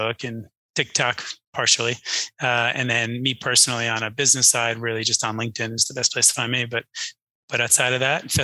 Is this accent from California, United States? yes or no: no; New Jersey, United States; now in Texas, United States; I grew up in New Jersey.